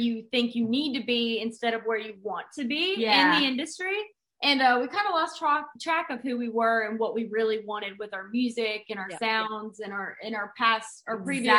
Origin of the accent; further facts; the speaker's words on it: Mississippi Delta, United States; moved away; We actually went back to our hometown for that.